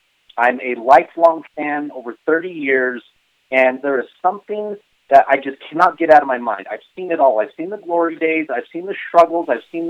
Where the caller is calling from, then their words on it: Artesia, New Mexico, United States; I'm currently residing in Artesia, New Mexico.